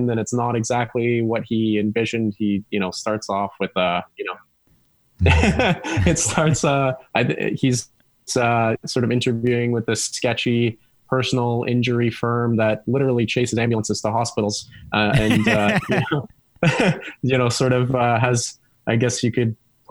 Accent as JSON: {"language": "English", "town": "Ottawa", "region": "Ontario", "country": "Canada", "moved": "as an adult", "lives_now": "Toronto, Canada", "said": "I'm from Ottawa."}